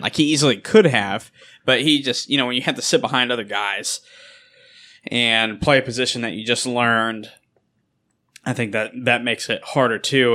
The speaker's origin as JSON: {"language": "English", "region": "Kansas", "country": "United States", "said": "I'm from Kansas"}